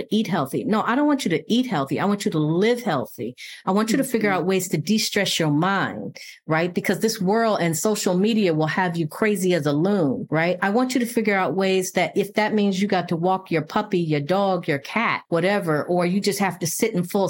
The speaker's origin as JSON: {"language": "English", "town": "Buffalo", "region": "New York", "country": "United States", "tie": "born or raised there", "also_born_or_lived": "rural Virginia", "moved": "yes", "said": "I grew up in Buffalo, New York, but I also grew up in rural Virginia"}